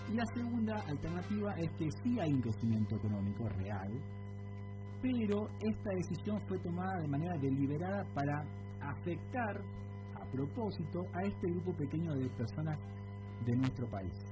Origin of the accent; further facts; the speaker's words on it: Argentina; como argentinos